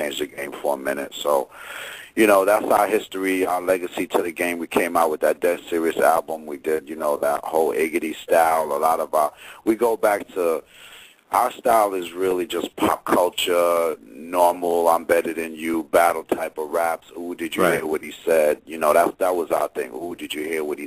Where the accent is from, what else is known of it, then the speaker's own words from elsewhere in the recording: New Jersey, United States; moved away as an adult; also born or lived in Virginia; now in Baltimore, United States; I'm from Jersey